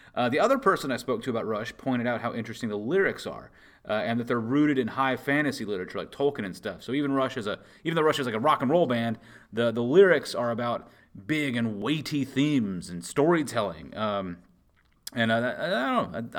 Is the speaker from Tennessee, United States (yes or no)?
yes; Memphis, Tennessee, United States; growing up in Memphis